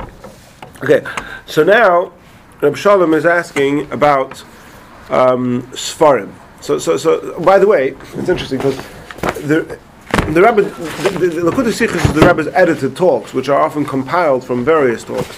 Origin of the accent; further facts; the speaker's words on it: England, United Kingdom; moved away; I was from England, and I wasn't so familiar with the American way of speaking